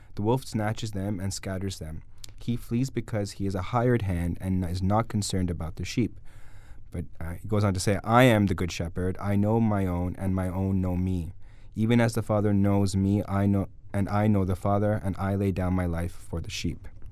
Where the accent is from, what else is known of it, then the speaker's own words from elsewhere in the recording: Guelph, Ontario, Canada; also born or lived in Toronto; I was born in Guelph